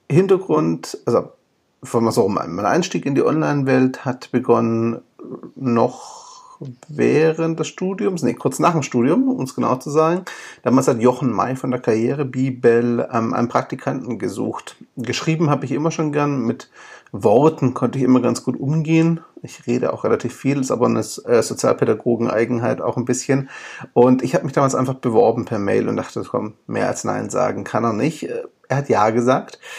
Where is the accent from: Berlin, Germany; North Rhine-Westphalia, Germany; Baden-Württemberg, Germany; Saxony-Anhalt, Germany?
Baden-Württemberg, Germany; Stuttgart; born there; accent: Swabian; bin aber ursprünglich gebürtiger Stuttgarter und Schwabe. Das heißt, wenn es ab und zu schwäbelt, bitte ich mir das nachzusehen. Ich bemühe mich um Hochdeutsch.